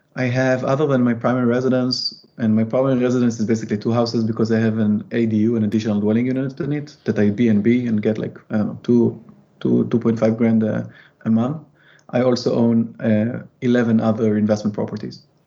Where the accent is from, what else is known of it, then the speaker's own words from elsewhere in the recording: Israel; moved away; I am from Israel